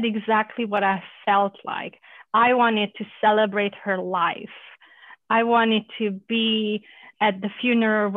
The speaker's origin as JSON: {"language": "English", "country": "Romania", "tie": "born or raised there", "also_born_or_lived": "Germany", "moved": "yes", "lives_now": "United States", "said": "I grew up in Romania as a Hungarian during communism"}